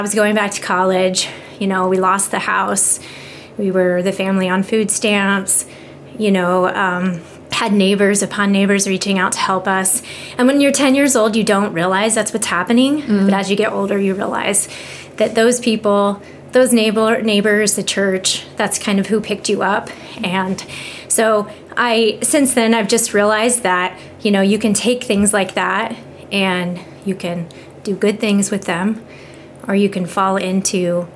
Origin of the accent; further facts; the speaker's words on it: Iowa, United States; moved away as an adult; also born or lived in York County, Nebraska; now in York, United States; I'm from Iowa originally